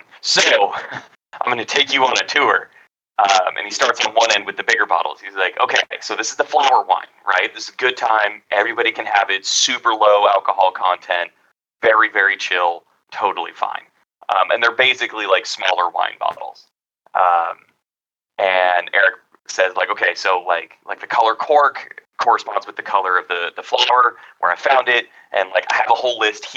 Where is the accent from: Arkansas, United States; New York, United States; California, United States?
California, United States; I'm from California